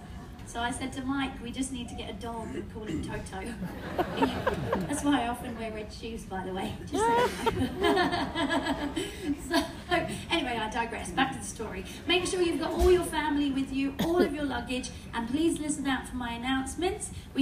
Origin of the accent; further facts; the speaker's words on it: United Kingdom; I'm British, so I don't want anyone waiting in lines any longer than you have to.